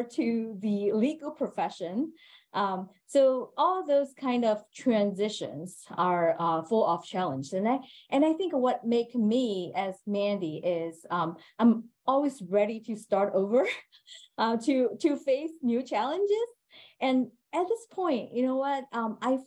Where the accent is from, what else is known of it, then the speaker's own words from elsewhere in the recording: China; moved away as an adult; now in United States; So I was born in China, and I was raised there, and I finished my college in China before I came over to the United States.